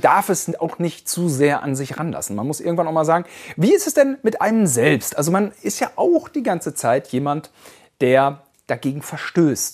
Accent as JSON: {"language": "German", "region": "West Germany", "country": "Germany", "said": "Wir sind Westdeutsche"}